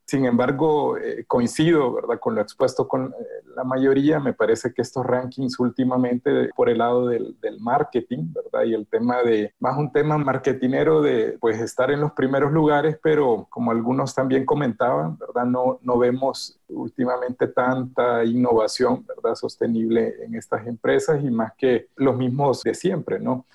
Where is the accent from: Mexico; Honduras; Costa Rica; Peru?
Honduras; soy de Honduras, eh, un país pequeñito